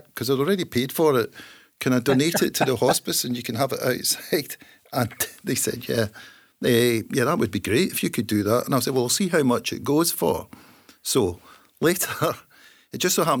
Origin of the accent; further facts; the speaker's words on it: Hamilton, Scotland, United Kingdom; We're both from Hamilton